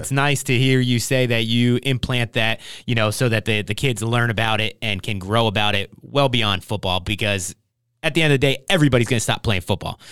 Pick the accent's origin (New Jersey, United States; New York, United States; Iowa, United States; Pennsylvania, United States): New Jersey, United States; now in Oxnard, United States; I grew up in New Jersey playing football in New Jersey